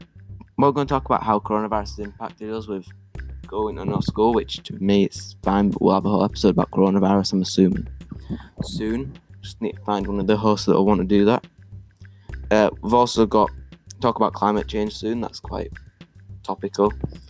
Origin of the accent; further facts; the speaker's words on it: Leeds, Yorkshire and the Humber, United Kingdom; born there; Leeds United, because I was born in Leeds.